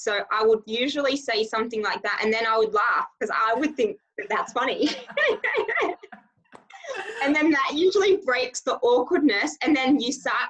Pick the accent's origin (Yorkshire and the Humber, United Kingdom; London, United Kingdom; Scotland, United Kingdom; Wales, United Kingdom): Scotland, United Kingdom; accent: Australian and Scottish mix; I'm actually originally from Scotland. So you will hear some of my words.